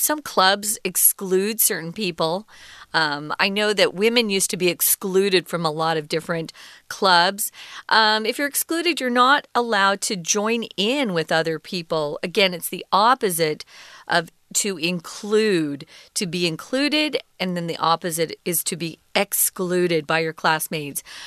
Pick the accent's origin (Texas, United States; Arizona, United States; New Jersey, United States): Arizona, United States; I grew up in Arizona in the United States